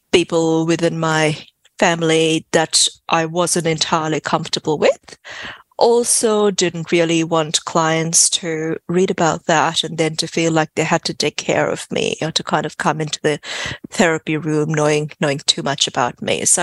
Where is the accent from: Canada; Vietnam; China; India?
India; moved away as an adult; also born or lived in West Africa; now in Australia; So I grew up in West Africa. Well, I was born in, in India, um, lived there for about a year and a half, then moved to West Africa at about the age of one and a half, lived there until I was about 10 and then moved back to India for the next 10 years.